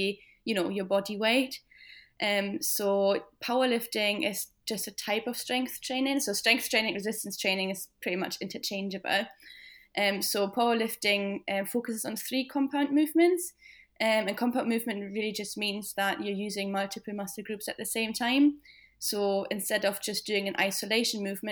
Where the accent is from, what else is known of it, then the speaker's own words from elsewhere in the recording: Germany; moved away as an adult; now in Scotland, United Kingdom; I'm 28 and I'm originally from Germany, but I've lived in Scotland for about 5 years now.